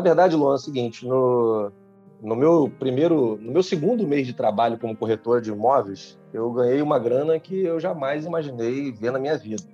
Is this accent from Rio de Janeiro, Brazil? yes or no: yes; Rio de Janeiro, Brazil; now in Manaus, Brazil; eu sou do Rio de Janeiro, mas hoje eu moro em Manaus